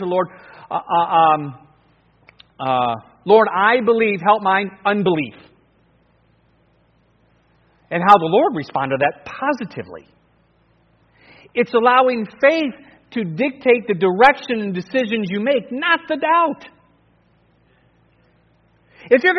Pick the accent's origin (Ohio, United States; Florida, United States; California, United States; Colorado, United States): Ohio, United States; Cleveland; moved away as an adult; also born or lived in New Guinea; me growing up in Cleveland